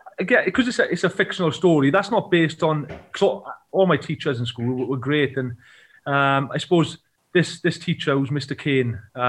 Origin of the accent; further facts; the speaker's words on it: Port Talbot, Wales, United Kingdom; Down in sort of West Wales, Llanelli way, which is only sort of 20 minutes away from where I grew up, they speak a lot of Welsh. But I'm from Portalbert, and basically, you know, my grandparents, my parents, brother, sister, obviously, they couldn't speak Welsh, so I wasn't grown up around it. So, yeah, I didn't speak Welsh.